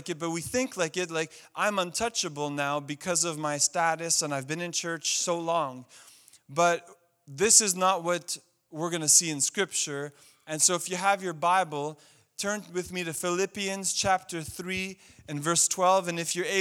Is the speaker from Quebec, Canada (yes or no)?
yes; Montreal, Quebec, Canada; I grew up in Montreal